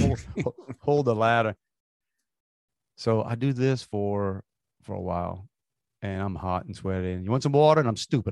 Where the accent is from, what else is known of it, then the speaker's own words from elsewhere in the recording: Galliano, Louisiana, United States; now in Houston, United States; growing up in Galliana